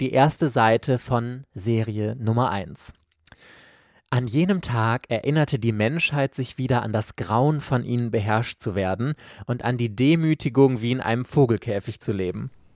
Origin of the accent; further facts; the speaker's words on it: Germany; hier bei uns in Deutschland